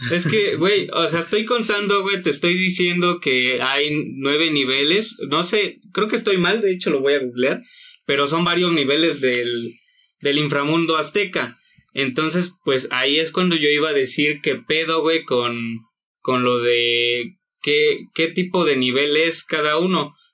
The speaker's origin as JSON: {"language": "Spanish", "country": "Mexico", "said": "como los mexicanos somos"}